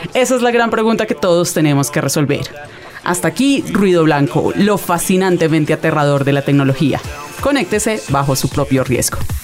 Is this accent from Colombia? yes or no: yes; Colombia